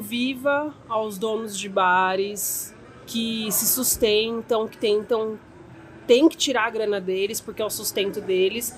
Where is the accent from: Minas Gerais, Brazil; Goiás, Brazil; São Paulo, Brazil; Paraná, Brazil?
São Paulo, Brazil; Santo André; a gente é de Santo André